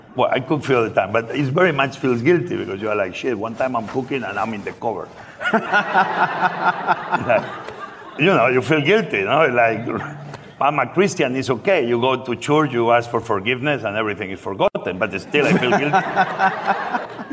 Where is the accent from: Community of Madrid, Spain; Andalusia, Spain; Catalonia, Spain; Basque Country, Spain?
Catalonia, Spain; Barcelona; English is a second language; moved away as an adult; also born or lived in New York / Washington D.C.; now in Washington, D.C., United States; I grew up in Barcelona.